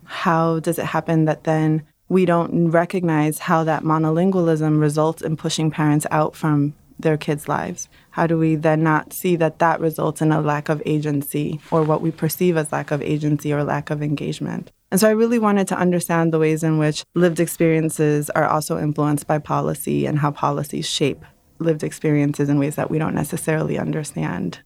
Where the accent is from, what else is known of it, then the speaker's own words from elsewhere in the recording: New York City, New York, United States; also born or lived in Dominican Republic; I'm a Dominican who emigrated from Dominican Republic, but I grew up in Brooklyn